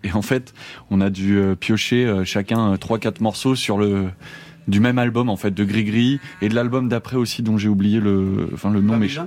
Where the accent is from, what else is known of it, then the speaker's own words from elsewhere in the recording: Angoulême, Nouvelle-Aquitaine, France; chez moi, à Angoulême